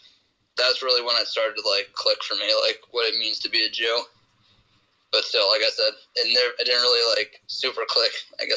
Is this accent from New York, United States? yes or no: yes; New York, United States; born there; So I was born in New York in 1994.